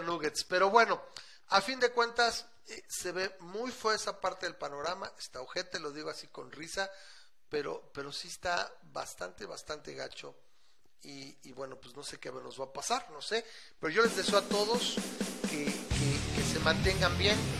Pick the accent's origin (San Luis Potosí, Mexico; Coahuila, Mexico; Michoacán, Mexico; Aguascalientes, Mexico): Aguascalientes, Mexico; en mi terruño, o sea, ahora este que aquí en Aguas